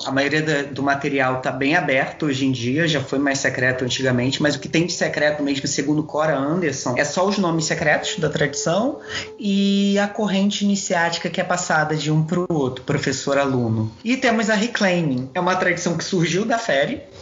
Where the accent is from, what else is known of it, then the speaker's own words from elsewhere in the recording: Duque de Caxias, Rio de Janeiro, Brazil; centro da minha cidade natal, que é aqui do lado do Rio de Janeiro, que é Duque de Caxias